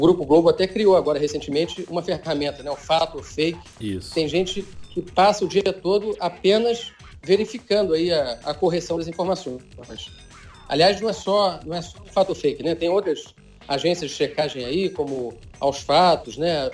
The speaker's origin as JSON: {"language": "Portuguese", "region": "Rio de Janeiro", "country": "Brazil", "also_born_or_lived": "Brasília / London", "moved": "as an adult", "said": "eu sou carioca, já estava quase 10 anos fora da cidade"}